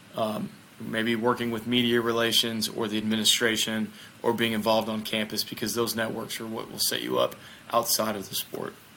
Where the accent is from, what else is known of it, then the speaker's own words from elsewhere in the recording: Mississippi, United States; I'm from the United States I'm from the state of Mississippi uh, so I'm a southerner